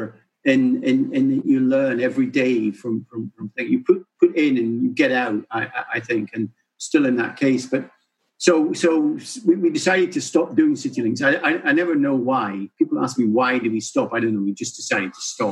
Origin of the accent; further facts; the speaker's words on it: Edinburgh, Scotland, United Kingdom; I'm from Edinburgh, really. Edinburgh, kind of born and bred.